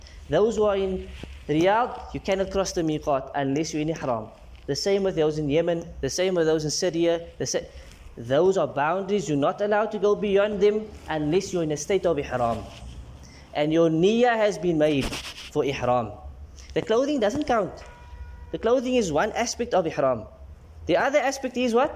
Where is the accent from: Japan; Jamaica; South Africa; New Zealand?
South Africa; we come from South Africa, we don't have a miqat for our country